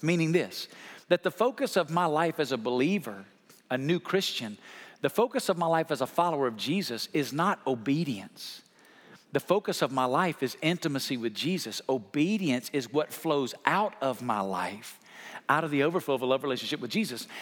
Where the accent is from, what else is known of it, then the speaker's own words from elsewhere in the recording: Alabama, United States; now in Las Vegas, United States; I grew up in Alabama